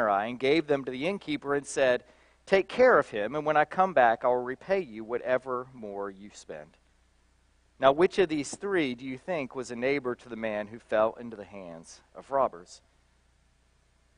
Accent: Belpre, Ohio, United States; moved away; Southeast Ohio, right on the banks of the Ohio River, in a little town called Belpre, Ohio

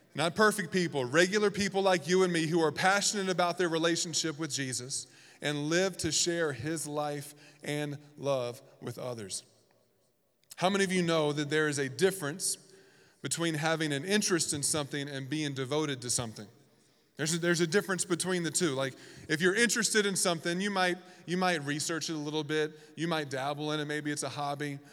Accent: the South, United States; moved away as an adult; also born or lived in Washington, D.C.; now in Reno, United States; I'm from the South. We have pronunciations for everything that's incorrect.

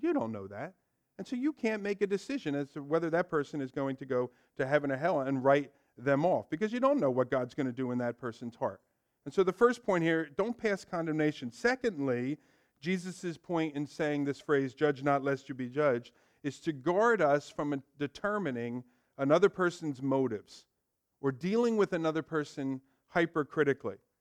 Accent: Ewing, New Jersey, United States; I grew up here in Ewing, so as a young kid

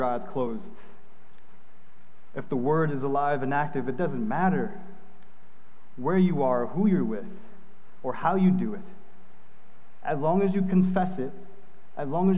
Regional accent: New York, United States; I'm from New York

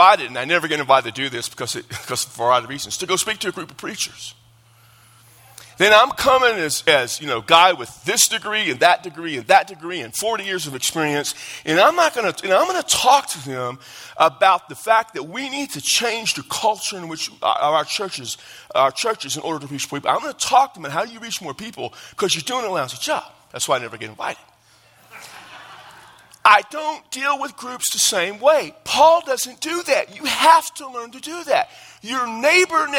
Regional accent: Texas, United States; I'm from Texas.

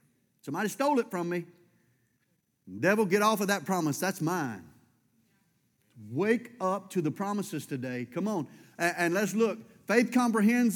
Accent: United States

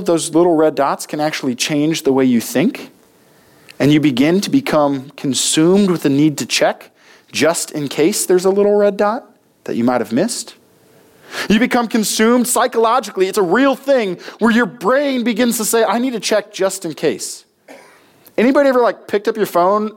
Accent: United States; we as American Christians

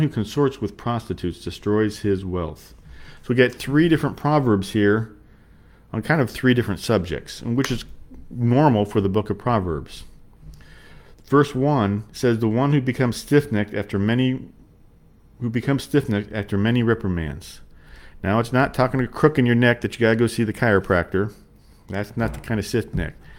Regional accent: United States; we come from America

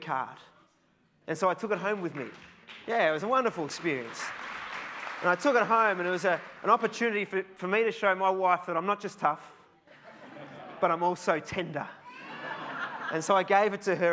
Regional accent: Australia; I'm from Australia

